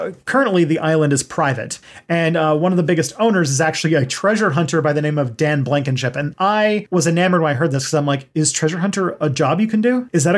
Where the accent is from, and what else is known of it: Canada